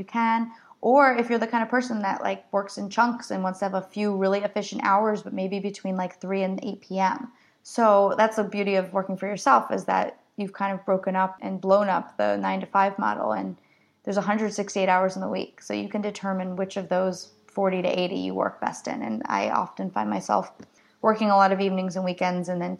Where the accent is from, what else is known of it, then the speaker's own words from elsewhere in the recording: New Jersey, United States; I'm from New Jersey, so I'm kind of an edge